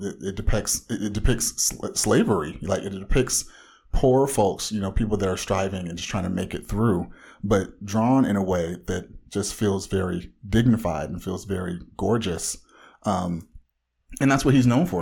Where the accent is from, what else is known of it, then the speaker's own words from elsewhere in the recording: Orange County, Southern California, United States; bona fide comic book fanatic from the widest part of Southern California.